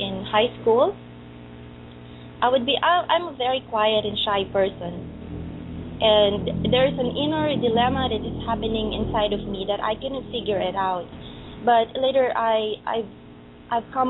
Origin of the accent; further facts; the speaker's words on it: Gumaca, Calabarzon, Philippines; English is a second language; moved away as an adult; I was raised in Philippines, particularly in Gumaca, where I am here now.